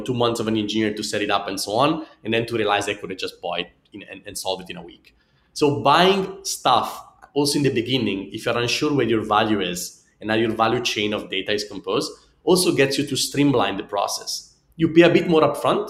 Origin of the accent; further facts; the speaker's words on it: Italy; accent: Italian; English is a second language; my funny Italian accent